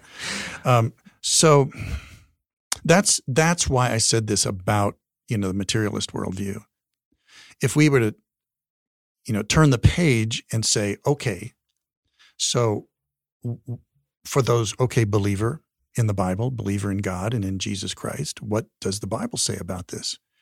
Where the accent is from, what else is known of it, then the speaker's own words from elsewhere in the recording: Wyoming, United States; also born or lived in Colorado; I'm from Wyoming